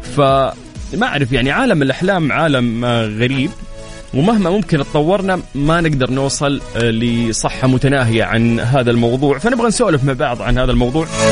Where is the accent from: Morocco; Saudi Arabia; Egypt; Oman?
Saudi Arabia; كلنا شفناها كسعوديين